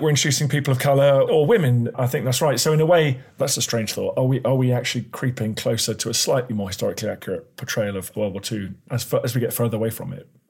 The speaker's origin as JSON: {"language": "English", "country": "United Kingdom", "said": "being British"}